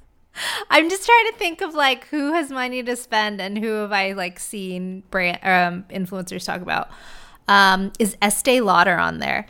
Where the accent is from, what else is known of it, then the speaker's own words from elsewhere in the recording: Orange County, California, United States; Love my hometown